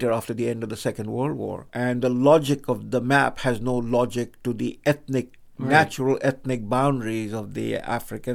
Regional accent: India; English is a second language; I am an Indian. I speak in English language. This is not my mother tongue

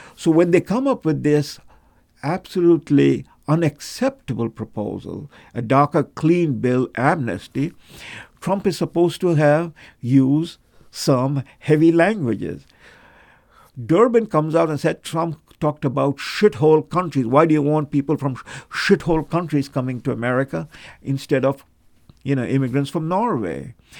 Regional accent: Kolkata, West Bengal, India; I was born in Calcutta

